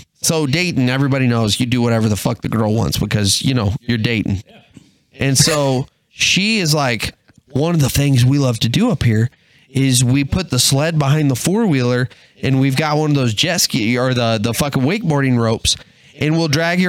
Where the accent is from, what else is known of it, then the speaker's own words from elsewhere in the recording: Texas, United States; now in Michigan, United States; I'm originally from Texas